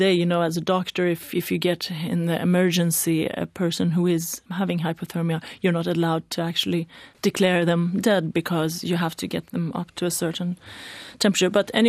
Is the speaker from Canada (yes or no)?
no; Iran; born there; English is a second language; I'm not Swedish, as you can see. I was born in Iran, basically straight into the revolution.